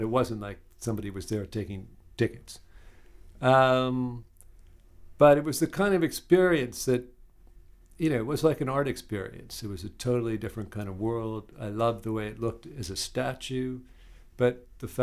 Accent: New York City, New York, United States; moved away as an adult; now in London, United Kingdom; I grew up in New York City, and I used to go back to New York from the UK

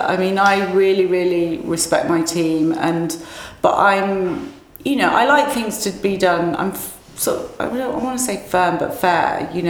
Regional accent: England, United Kingdom; I don't know whether it's because I'm from England, and I just think people are much more experimental here.

